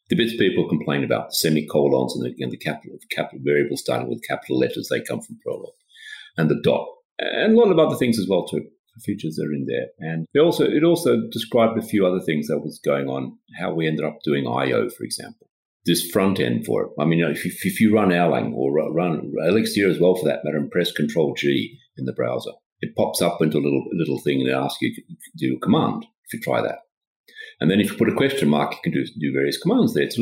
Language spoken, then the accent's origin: English; Australia; also born or lived in Sweden; now in Stockholm, Sweden; Well, I'm Swedish, but I, my, I grew up in Australia because my father was working there for a Swedish, Swedish company.